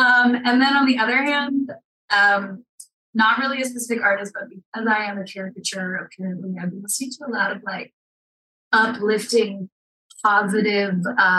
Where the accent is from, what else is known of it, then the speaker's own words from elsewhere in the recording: Maryland, United States; also born or lived in New York; now in Utah, United States; I grew up in Maryland, like kind of on the foothills of the Appalachian Mountains.